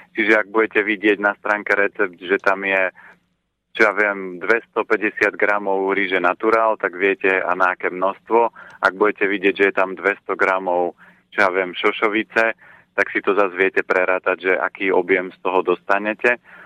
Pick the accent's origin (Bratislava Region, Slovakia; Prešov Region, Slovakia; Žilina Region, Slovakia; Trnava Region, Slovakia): Žilina Region, Slovakia; Orava; u nás na Orave sme nevolali melón, ale bola to dýňa.